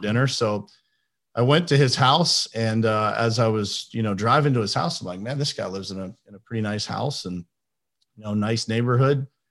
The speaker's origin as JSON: {"language": "English", "town": "Pittsburgh", "region": "Pennsylvania", "country": "United States", "also_born_or_lived": "Florida", "moved": "as an adult", "said": "I am from Pittsburgh, Pennsylvania. That's where I live now"}